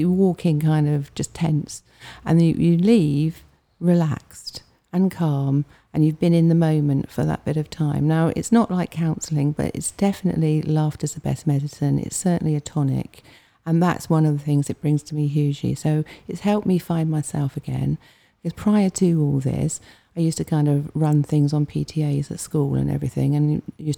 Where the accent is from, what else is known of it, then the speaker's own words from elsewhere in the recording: Hampshire, South East England, United Kingdom; also born or lived in Fleet; I'm from Hampshire